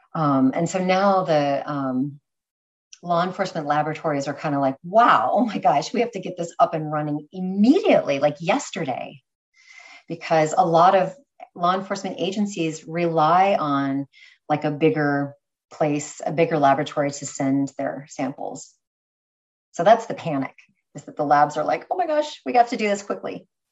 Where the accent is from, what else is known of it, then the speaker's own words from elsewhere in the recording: California, United States; moved away as an adult; now in New York, United States; I was originally from California, um, New York girl now